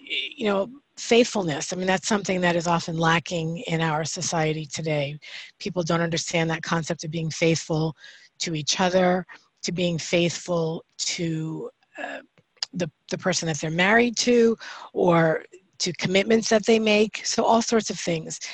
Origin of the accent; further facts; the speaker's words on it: New York, United States; moved away; I'm, I'm originally from yeah. New York, I'm Italian